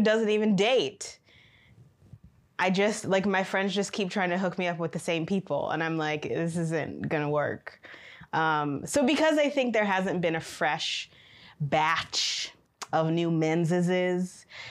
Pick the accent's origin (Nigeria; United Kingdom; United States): United States; Michigan; now in China; I am from Michigan in the United States